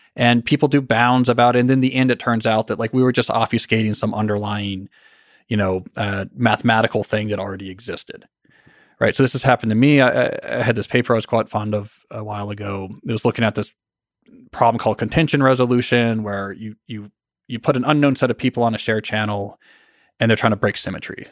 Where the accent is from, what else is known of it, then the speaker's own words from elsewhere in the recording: New Jersey, United States; now in Montgomery County, United States; where I grew up in New Jersey